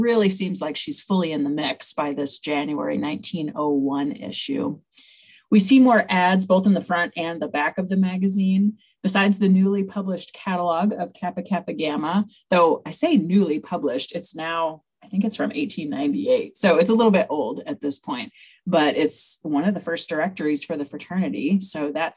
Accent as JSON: {"language": "English", "region": "New York", "country": "United States", "tie": "born or raised there", "moved": "yes", "lives_now": "Ohio, United States", "said": "my home state of New York"}